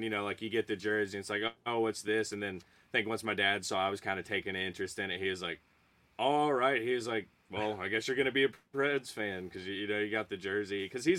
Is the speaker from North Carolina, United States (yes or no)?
yes; Archdale, North Carolina, United States; also born or lived in Nashville; I was born and raised in like Archdale, or well, I was born in Nashville.